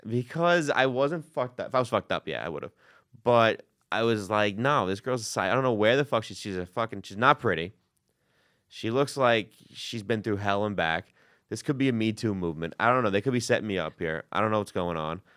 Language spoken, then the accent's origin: English; New York City, New York, United States; I'm from Queens